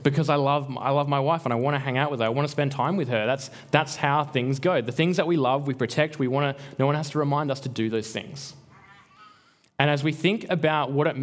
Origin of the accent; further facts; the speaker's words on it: Albany, Western Australia, Australia; moved away; I'm from Albany